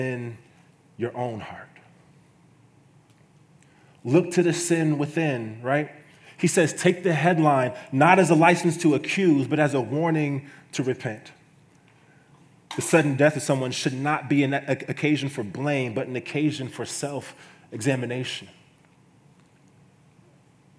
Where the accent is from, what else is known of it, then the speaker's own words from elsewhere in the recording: Kansas City, United States; moved away as an adult; now in Iowa, United States; I'm from Kansas City